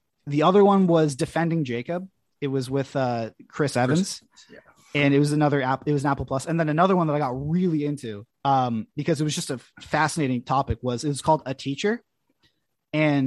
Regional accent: Canada; as a Canadian

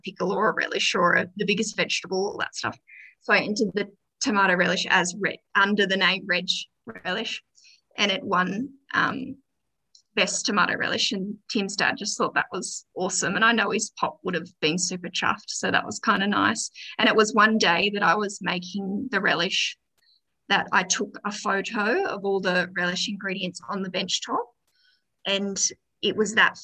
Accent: Gold Coast, Queensland, Australia; born or raised there; moved away as an adult; now in Orange, Australia

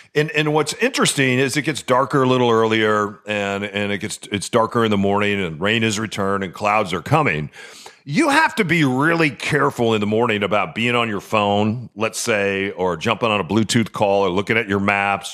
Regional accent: New Mexico, United States; now in Seattle, United States; grew up in New Mexico.

